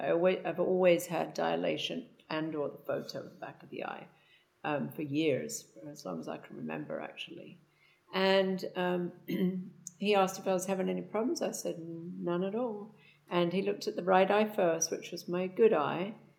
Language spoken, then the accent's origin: English; England, United Kingdom; now in Houston, United States; I'm from England and I have lived in the States for about 36 years, currently residing in Houston, Texas.